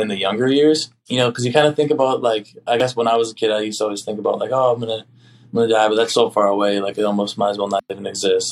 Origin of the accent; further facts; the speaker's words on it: Oconomowoc, Wisconsin, United States; my hometown